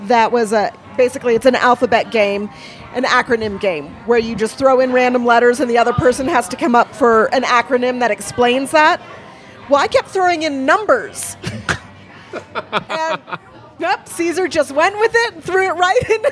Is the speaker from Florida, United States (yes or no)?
no; South Bay, San Francisco Bay Area, California, United States; also born or lived in Milpitas / San Leandro / Hayward; now in Prescott, United States; I grew up in the South Bay